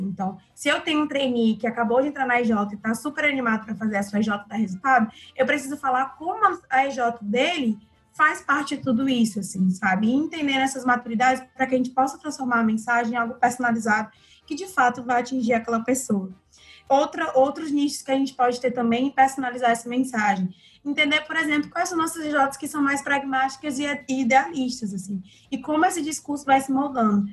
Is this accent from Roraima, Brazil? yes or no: no; Ceará, Brazil; nós, enquanto cearenses